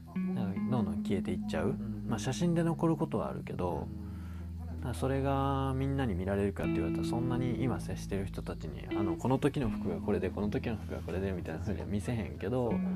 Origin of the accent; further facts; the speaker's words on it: Osaka, Japan; 割とこう大阪市内で生まれ育って